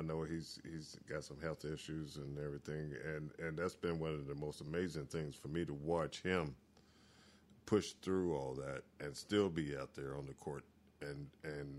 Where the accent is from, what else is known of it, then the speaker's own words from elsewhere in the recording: McAlmont, Arkansas, United States; We're from Macalma